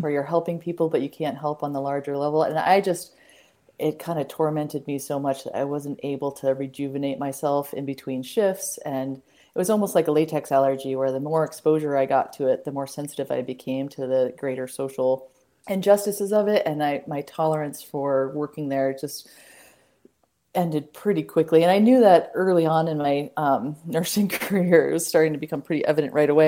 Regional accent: Boulder, Colorado, United States; moved away as an adult; now in Western Montana, United States; couldn't envision leaving the Rockies from mm-hmm. growing up in Boulder.

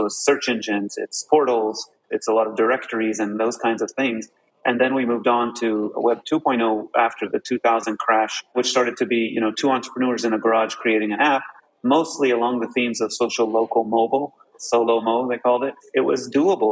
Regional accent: Los Angeles, California, United States; my background started in Los Angeles. I was born there to both my parents are Egyptian, kind of what they call like a multicultural kid, but never really lived in the Middle East.

